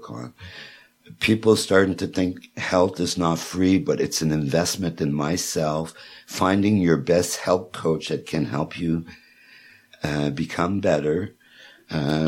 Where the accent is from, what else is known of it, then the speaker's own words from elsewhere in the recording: Quebec, Canada; moved away; the Montclair that comes from Quebec, where the well is, which is right beside my hometown